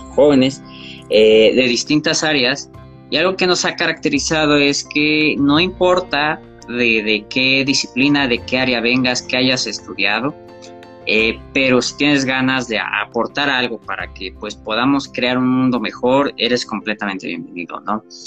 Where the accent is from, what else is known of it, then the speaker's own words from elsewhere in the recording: Mexico; tengo 24 años, soy de México